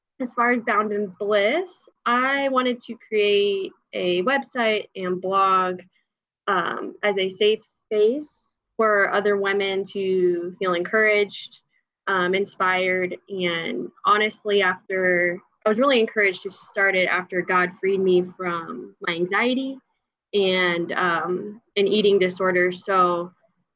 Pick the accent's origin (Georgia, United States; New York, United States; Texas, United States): Georgia, United States; I am from Georgia, and my husband and I live in Sandy Springs, Georgia